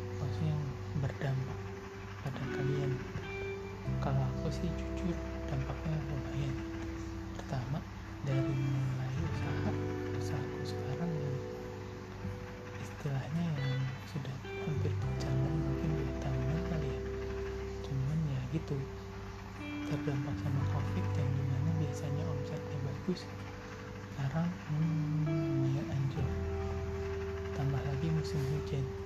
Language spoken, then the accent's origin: Indonesian; Sukabumi, West Java, Indonesia; also born or lived in Garut; saya lahir di Garut hmm, tapi besar sih di Sukabumi dari mulai SD sampai SMA